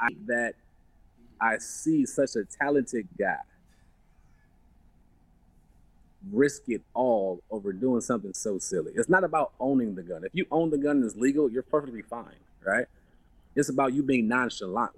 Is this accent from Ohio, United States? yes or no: yes; Cleveland, Ohio, United States; I come from Cleveland, Ohio.